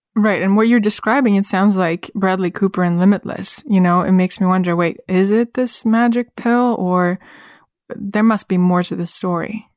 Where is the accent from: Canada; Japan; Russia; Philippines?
Russia; moved away; my personal experience growing up in Russia